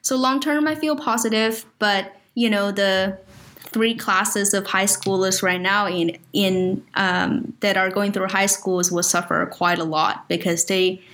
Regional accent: China; moved away; I grew up in China. So it's like my home country

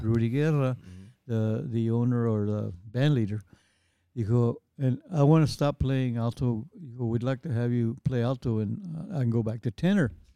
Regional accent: San Antonio, Texas, United States; I was born and raised in San Antonio

